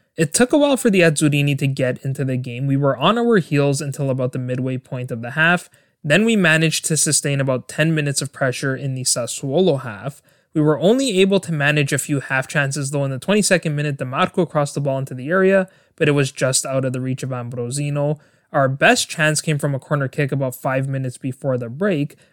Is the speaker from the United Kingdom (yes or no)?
no; Canada; my home country of Canada